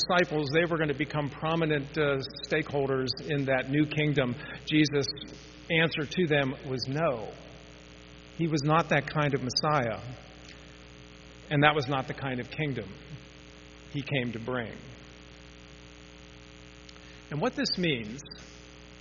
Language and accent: English; Pittsburgh, Pennsylvania, United States; when I was growing up in Pittsburgh